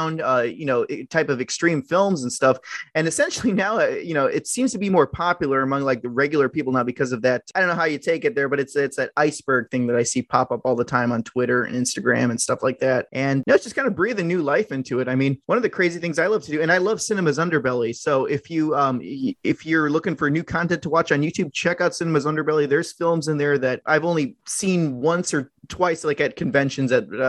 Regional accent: Ohio, United States; now in California, United States; I grew up in Ohio

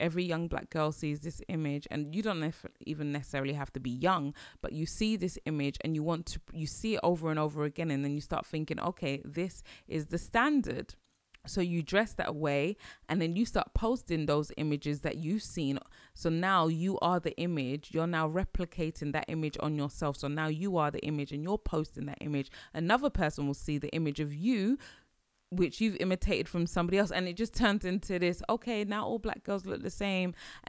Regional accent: Nigeria; and I'll say this, especially like being Nigerian

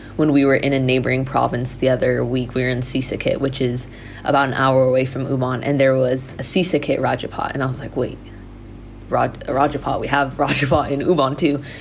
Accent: United States; moved away as an adult; now in Thailand; I'm an American

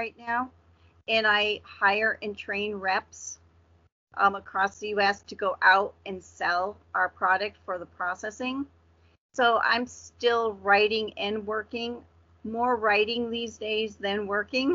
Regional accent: Vermont, United States; moved away as an adult; now in Massachusetts, United States; I grew up in Vermont, which is a really teeny New England state.

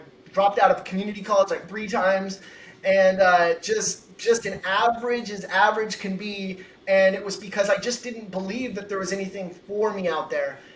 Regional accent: Pacific Northwest, United States; I'm from the Northwest, and we would go, uh, you know, five minutes away. We'd go over to Portland, and and I've lived on the corner of uh, Washington State

